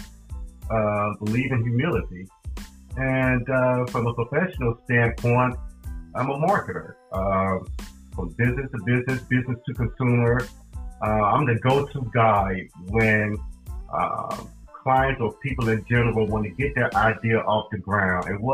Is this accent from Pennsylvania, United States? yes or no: no; Charlotte, North Carolina, United States; also born or lived in Durham-Raleigh area, North Carolina; now in Durham-Raleigh, United States; I'm originally from Charlotte, North Carolina, and I came up here to the Durham-Raleigh area in 1990